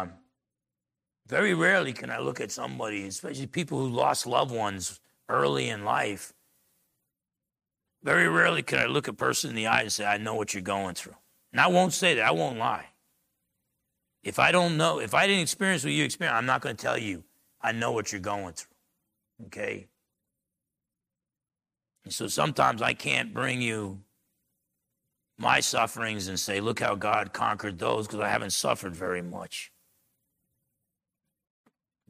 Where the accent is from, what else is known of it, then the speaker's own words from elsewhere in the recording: Essex County, New Jersey, United States; moved away; growing up in New Jersey, Essex County, New Jersey, me and my brother were sheltered